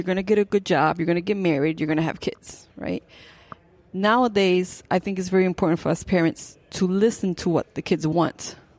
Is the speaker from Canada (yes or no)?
no; Puerto Rico; now in Tampa, United States; I was born in Puerto Rico, and I am a fan mechanic. … nacida en Puerto Rico, vivo en Tampa, Florida, y soy un fan mechanic.